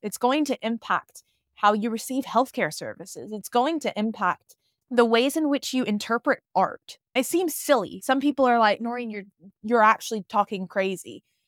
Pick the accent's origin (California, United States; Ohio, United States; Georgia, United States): Georgia, United States; Atlanta; moved away as an adult; also born or lived in London, United Kingdom; now in Bali, Indonesia; I was born and raised in Atlanta, Georgia, so I am American, and I grew up in, in the South